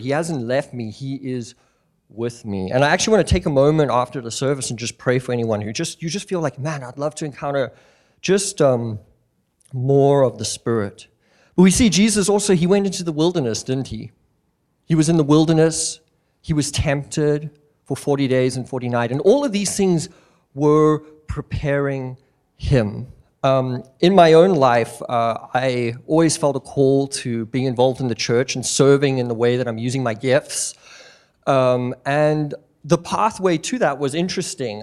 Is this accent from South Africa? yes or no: yes; South Africa; moved away as an adult; now in Missoula, United States; me and my family, we moved out from South Africa. We were born and raised there.